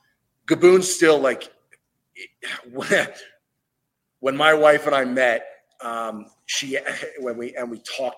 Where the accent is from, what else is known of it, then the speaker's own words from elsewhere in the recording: Northwest Ohio, United States; I grew up in Northwest Ohio